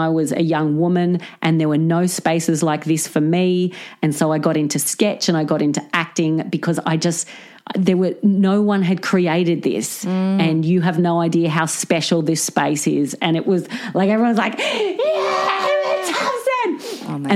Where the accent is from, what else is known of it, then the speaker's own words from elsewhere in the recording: Central Coast, New South Wales, Australia; moved away; I'm from the Central Coast